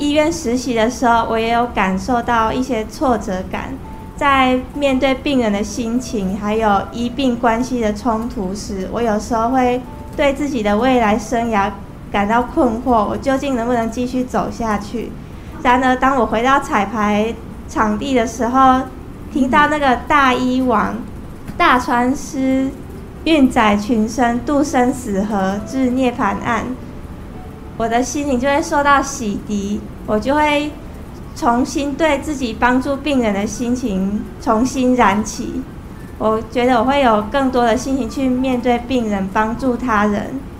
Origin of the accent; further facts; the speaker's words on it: Nantou County, Taiwan; 我来自南投，